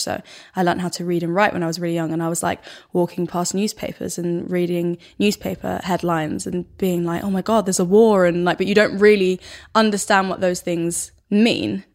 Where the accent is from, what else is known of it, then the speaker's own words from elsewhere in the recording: Stockholm, Stockholm County, Sweden; accent: thick Stockholm; my accent, like, my dialect is really, really Stockholm, like, super thick